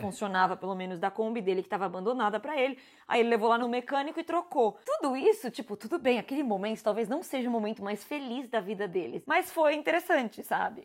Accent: São Paulo, Brazil; moved away as an adult; São Paulo é muito a minha cidade

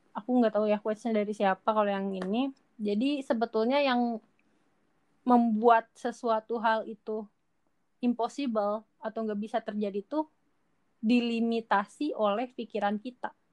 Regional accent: Majalengka, West Java, Indonesia; aku orang Majalengka aku dari Jawa Barat aku dari Indonesia

